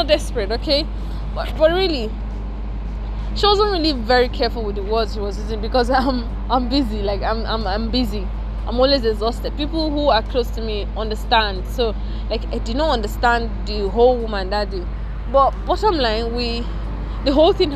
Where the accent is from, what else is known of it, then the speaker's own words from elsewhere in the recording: Nigeria; I'm a Nigerian, I'm staying in Nigeria